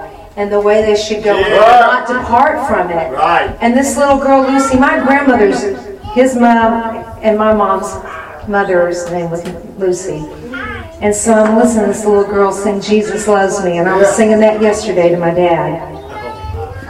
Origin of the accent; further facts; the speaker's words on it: Glasgow, Scotland, United Kingdom; I grew up in Glasgow, and thankfully I had a praying mom who took me to church